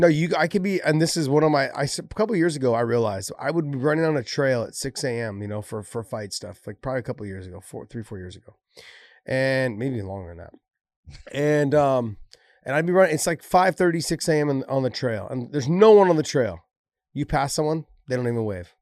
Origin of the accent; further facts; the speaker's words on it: San Jose, California, United States; also born or lived in Idaho; I was born and raised here in San Jose